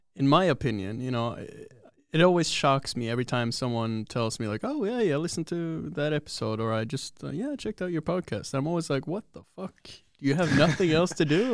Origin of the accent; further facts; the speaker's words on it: Oslo, Norway; I'm from Oslo